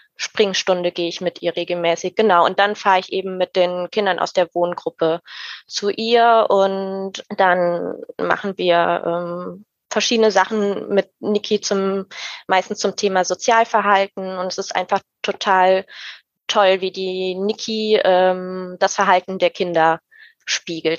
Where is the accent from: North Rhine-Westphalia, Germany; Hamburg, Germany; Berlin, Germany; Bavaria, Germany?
North Rhine-Westphalia, Germany; Rhein-Sieg district, near Cologne-Bonn; ich komme aus dem Rhein-Sieg-Kreis in der Nähe von Köln-Bonn